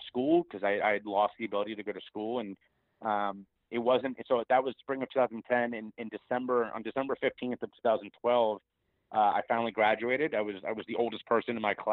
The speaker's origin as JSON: {"language": "English", "town": "Cincinnati", "region": "Ohio", "country": "United States", "tie": "born or raised there", "said": "my hometown of Cincinnati, Ohio"}